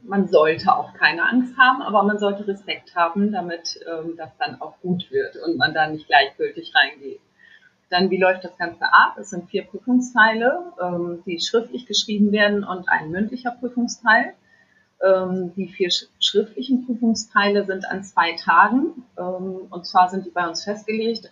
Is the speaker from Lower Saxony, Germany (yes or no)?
yes; Friesland, Lower Saxony, Germany; also born or lived in Varel; ich komme eigentlich aus Friesland